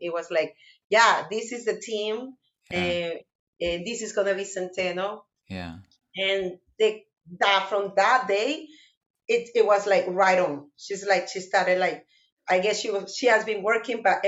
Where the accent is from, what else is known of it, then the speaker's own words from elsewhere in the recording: Barlovento, Miranda, Venezuela; English is a second language; moved away as an adult; now in Canada; I knew the tambores because I grew up in Barlovento